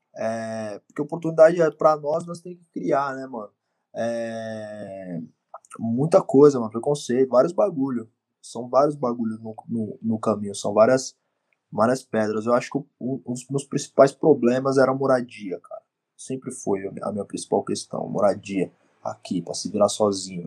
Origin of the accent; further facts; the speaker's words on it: Osasco, São Paulo, Brazil; also born or lived in Bauru, São Paulo; Eu sou original de Osasco. Nasci em Osasco, morei uma parte da minha vida também no interior de São Paulo, numa cidade chamada Bauru